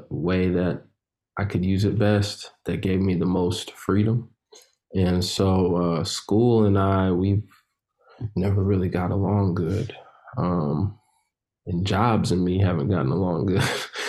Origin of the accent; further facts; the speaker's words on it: Chicago, Illinois, United States; You know, I grew up all over America, but I'm originally from Chicago, and my uncle would take me to different rap events.